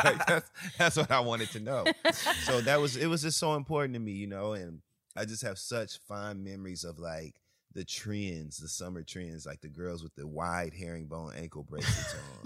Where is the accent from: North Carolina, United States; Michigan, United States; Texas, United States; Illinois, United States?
Michigan, United States; I grew up in Michigan